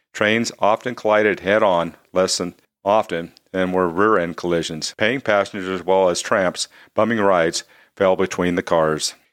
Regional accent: Wyoming, United States; I'm from Wyoming

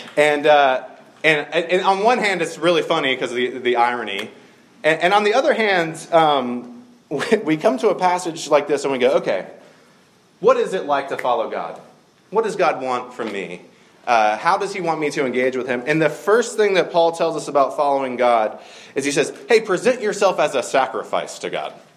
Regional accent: the South, United States; I grew up in the South

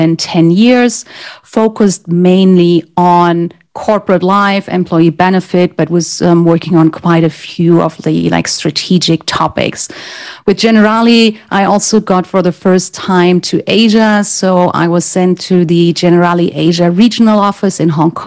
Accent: Germany; English is a second language; moved away; I'm originally from Germany

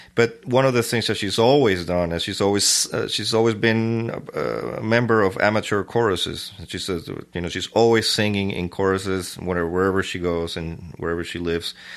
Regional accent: Caracas, Capital District, Venezuela; I was born in Caracas, Venezuela, uh, nineteen seventy-seven

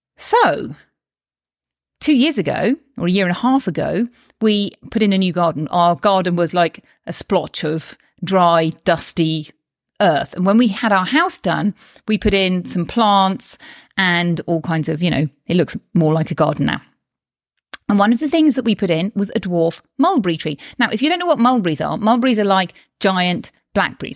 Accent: United Kingdom; now in Spain; I'm from the U K, which you may be able to tell from my accent

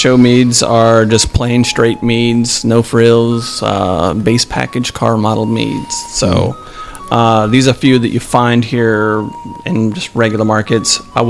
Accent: England, United Kingdom; I'm banned from my home country.

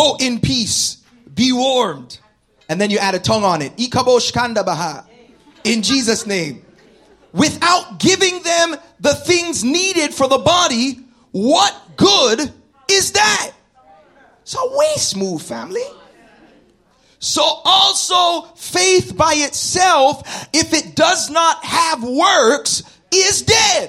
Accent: Toronto, Ontario, Canada; I'm from Scarborough

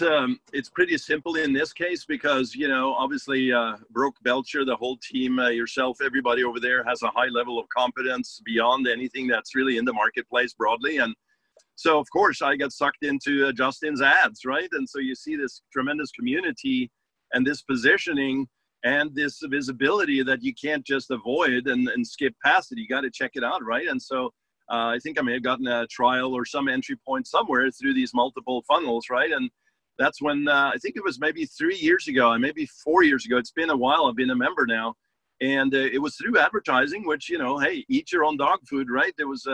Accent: Norway; English is a second language; moved away as an adult; now in Los Angeles, United States; I didn't come to this country speaking English too well, right? I came from Norway back in the day, like 30 years ago, to Los Angeles, and I came as a musician.

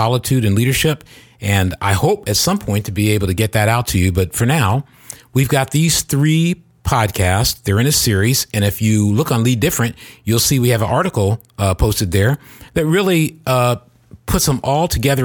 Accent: Silicon Valley, California, United States; I'm from Silicon Valley

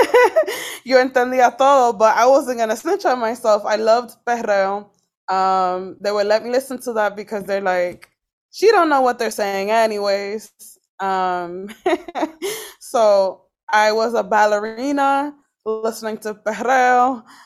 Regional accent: Boston, Massachusetts, United States; I grew up in Boston, Massachusetts

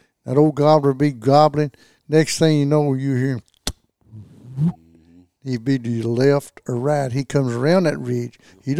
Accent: Kentucky, United States; I was born and raised in Land Between the Lakes, and most everybody over there, you had a place to hunt.

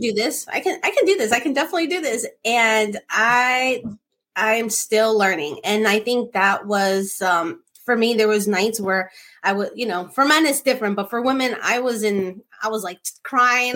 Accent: New Jersey, United States; I'm from Jersey, from New York, New Jersey

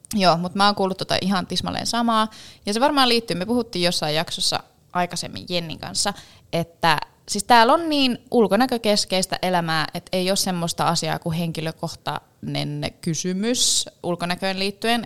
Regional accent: Finland

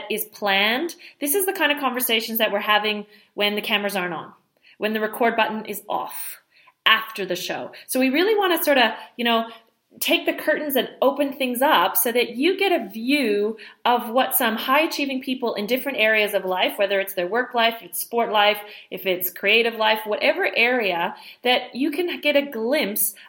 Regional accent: Montreal, Quebec, Canada; I grew up in the French part of Canada in Montreal

